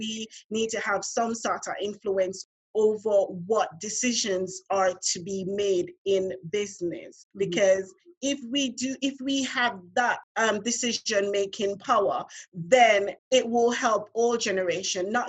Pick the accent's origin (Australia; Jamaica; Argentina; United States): Jamaica; Montego Bay, Saint James; moved away as an adult; now in London, United Kingdom; I'm from Montego Bay